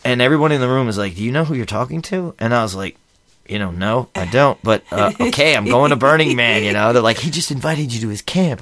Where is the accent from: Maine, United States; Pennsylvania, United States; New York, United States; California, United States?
Pennsylvania, United States; Philadelphia; moved away as an adult; also born or lived in Camp Pendleton / Reno / Lake Tahoe; now in San Diego, United States; I'm from Philly originally, and I left, I joined the Marines when I was seventeen, left Philly when I was eighteen